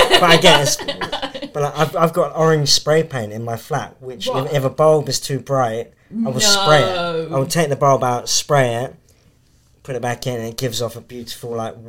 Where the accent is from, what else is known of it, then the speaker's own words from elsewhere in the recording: South West England, United Kingdom; because they're Bristolians, and I'm from West Country.